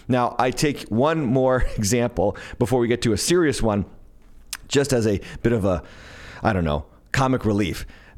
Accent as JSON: {"language": "English", "town": "Smithfield", "region": "Rhode Island", "country": "United States", "tie": "born or raised there", "said": "So, closer to my hometown, Smithfield, Rhode Island."}